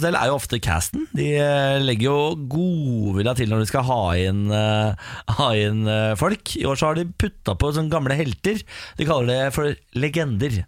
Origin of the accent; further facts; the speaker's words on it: Vennesla, Agder, Norway; Jeg kommer fra Vennesla.